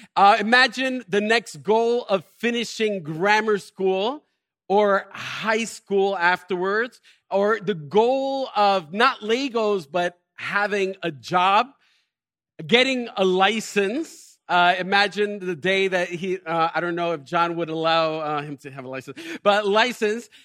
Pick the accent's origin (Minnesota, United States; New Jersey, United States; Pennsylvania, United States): New Jersey, United States; Elizabeth; I was born and raised in Elizabeth